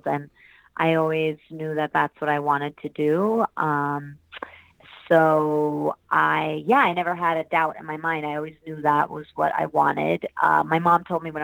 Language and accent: English; New York City, New York, United States; also born or lived in Hamburg, Germany; I was born in Germany, and we moved over to the States when I was 8 to New York City. So I grew up in Manhattan.